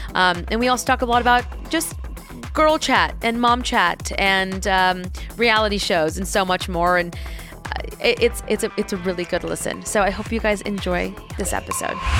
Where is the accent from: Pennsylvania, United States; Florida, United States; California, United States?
California, United States; Diamond Bar; I was in Diamond Bar